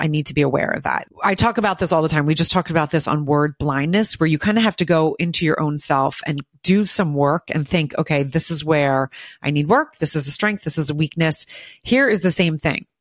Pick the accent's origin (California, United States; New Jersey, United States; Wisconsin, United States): New Jersey, United States; Morristown; I grew up in Morristown, New Jersey